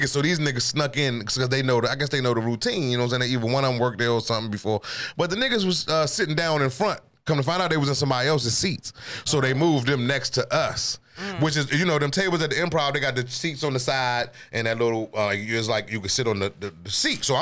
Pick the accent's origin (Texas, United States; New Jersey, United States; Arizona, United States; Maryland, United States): Maryland, United States; Seat Pleasant; moved away as an adult; now in Virginia, United States; growing up in Seat Pleasant, growing up in the DMV, DC, all over the, I, I did some nigga shit, hood rat shit. So I understand yeah. when you're a certain age. But once I moved to, I moved, I moved out of the city at 23.